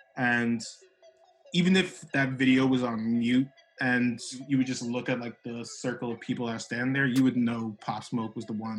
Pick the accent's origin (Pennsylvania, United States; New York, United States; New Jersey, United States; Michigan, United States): New York, United States; New York City